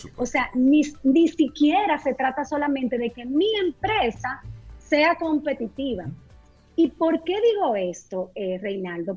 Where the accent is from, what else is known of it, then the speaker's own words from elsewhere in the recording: Dominican Republic; nosotros como dominicanos